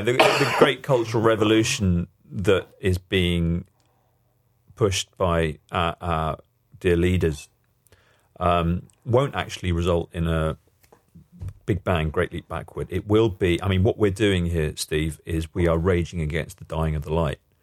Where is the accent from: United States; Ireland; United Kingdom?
United Kingdom; we as British people and as Europeans